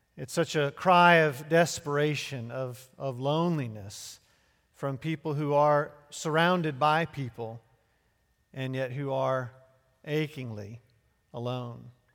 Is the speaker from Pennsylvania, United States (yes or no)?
yes; Chester, Pennsylvania, United States; Born and raised in Chester, Pennsylvania